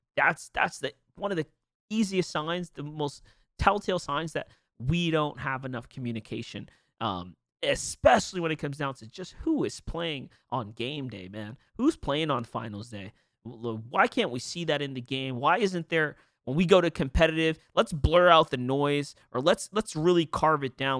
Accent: New York, United States; I'm from New York

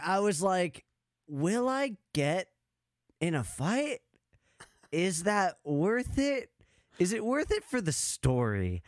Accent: Arizona, United States; now in Wisconsin, United States; I'm in Wisconsin now, but, like, I grew up in Arizona

